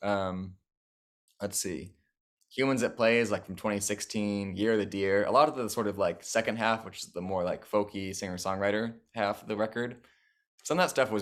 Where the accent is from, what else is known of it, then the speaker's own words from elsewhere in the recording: San Francisco, California, United States; also born or lived in Ecuador / Boston / Palo Alto / San Jose; I grew up here in San Francisco, just south of Twin Peaks